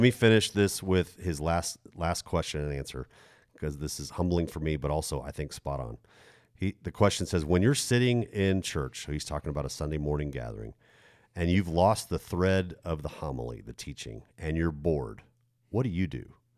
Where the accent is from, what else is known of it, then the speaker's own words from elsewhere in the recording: United States; as American twenty-first century Christians